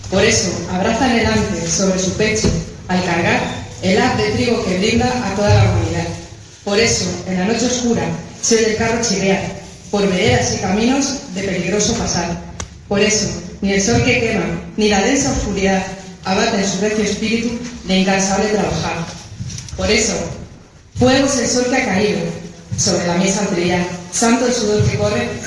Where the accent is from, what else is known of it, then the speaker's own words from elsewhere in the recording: Consuegra, Castilla-La Mancha, Spain; un honor como mujer y como consaurense